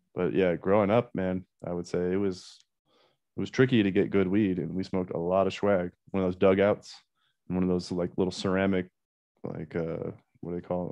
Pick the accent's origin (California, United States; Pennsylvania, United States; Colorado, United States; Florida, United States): Colorado, United States; also born or lived in Iowa / Missoula, Montana; I was born in Iowa, but uh, I moved to Colorado at like kindergarten, so I consider myself a Colorado kid.